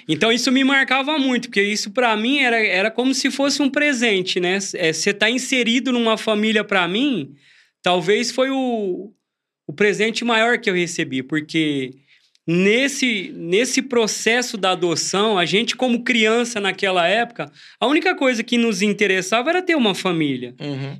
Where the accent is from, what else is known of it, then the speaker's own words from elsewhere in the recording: Franca, São Paulo, Brazil; also born or lived in Jardinópolis; now in Brodowski, Brazil; eu cresci quase que a minha infância lá na cidade de Franca